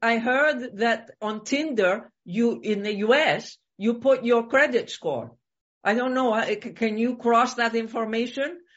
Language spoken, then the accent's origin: English; Greece; I come from Greece